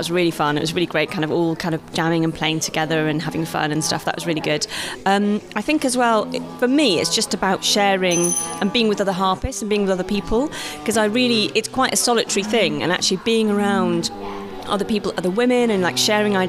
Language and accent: English; London, United Kingdom; Yeah. I'm from London.